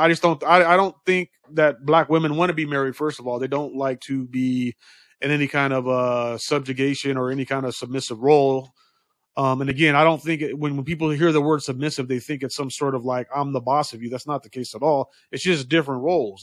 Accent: United States; we as American citizens

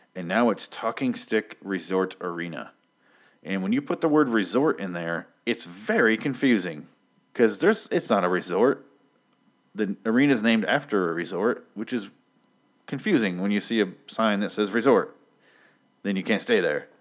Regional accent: Michigan, United States; moved away; I grew up in Michigan

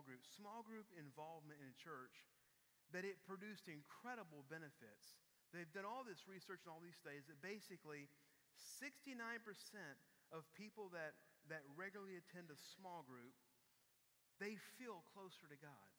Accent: Houston, Texas, United States; we're from Houston.

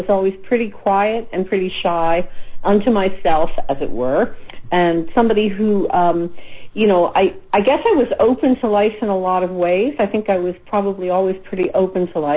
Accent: Philadelphia, Pennsylvania, United States; I grew up in Philadelphia. I was born in the U.S.

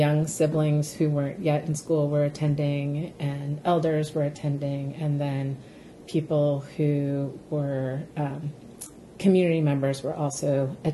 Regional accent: the Pacific Northwest, just outside of Seattle, Washington, United States; this was in the urban Indian community of the Pacific Northwest, so just outside of Seattle

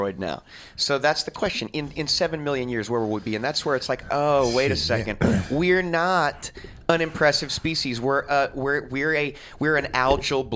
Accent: Lake Charles, Louisiana, United States; I grew up in Lake Charles

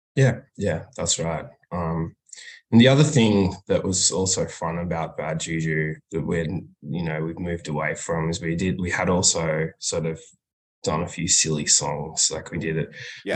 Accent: Melbourne, Victoria, Australia; We're from Melbourne, Australia

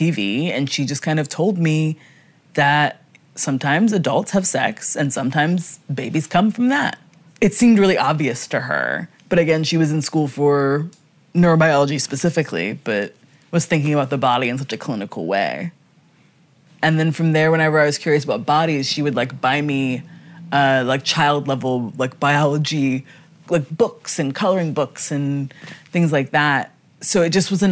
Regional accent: Wilmington, Delaware, United States; I grew up in Wilmington, Delaware.

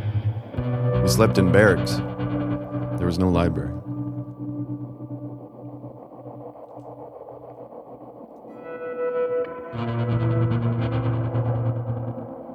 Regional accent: Sacramento, California, United States; when I was growing up in Sacramento, I imagined that Southern California began just south of my city

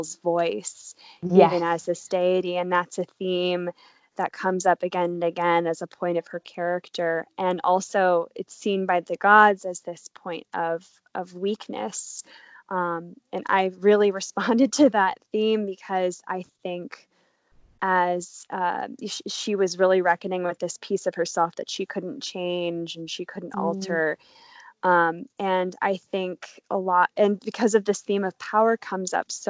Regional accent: United States; also born or lived in Paris, France; now in Australia; I'm an American, but I'm currently in Australia during this COVID crisis of 2020

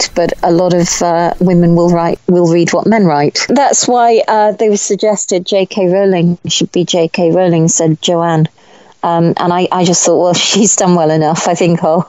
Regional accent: Warwickshire, West Midlands, United Kingdom; I grew up in Warwickshire

